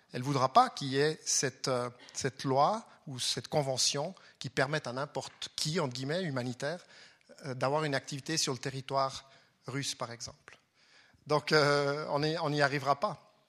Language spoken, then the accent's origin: French; Fribourg, Switzerland; à Fribourg, puisque je viens de Fribourg.